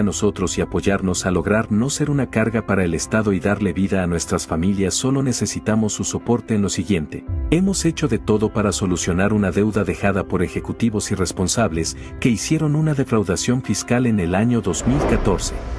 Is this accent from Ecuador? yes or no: yes; Ecuador; los ecuatorianos honestos del país